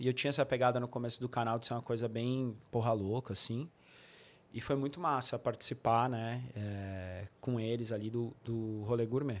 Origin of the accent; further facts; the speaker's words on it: São Bernardo do Campo, São Paulo, Brazil; also born or lived in São Caetano do Sul; eu sou de São, minha família é toda de São Bernardo, mas eu morei um tempo em São Caetano